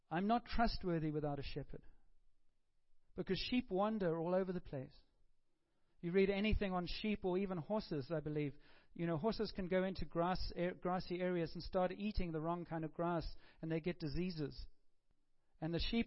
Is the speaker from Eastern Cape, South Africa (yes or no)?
no; Cape Town, Western Cape, South Africa; moved away; a friend of mine who I grew up with in Cape Town